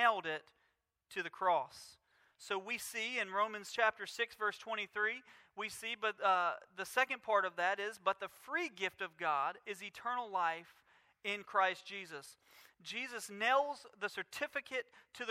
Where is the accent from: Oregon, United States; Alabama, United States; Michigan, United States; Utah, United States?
Alabama, United States; Mobile; we grew up in Mobile